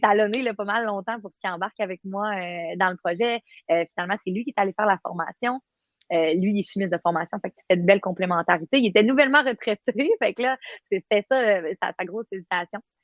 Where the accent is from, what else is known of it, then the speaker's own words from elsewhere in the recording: Quebec, Canada; moved away as an adult; also born or lived in Côte-Nord, Quebec; now in Baie-Comeau, Canada; Je viens euh, du Saguenay-Lac-Saint-Jean. J'ai fait mes études là-bas comme euh, policière